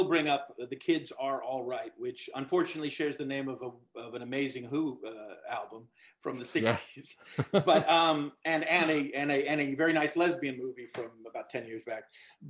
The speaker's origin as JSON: {"language": "English", "town": "Glendale", "region": "California", "country": "United States", "tie": "born or raised there", "said": "I grew up in Glendale, California, near Hollywood in the 1970s. And I have seven brothers. I can, a huge Irish Catholic family of eight boys."}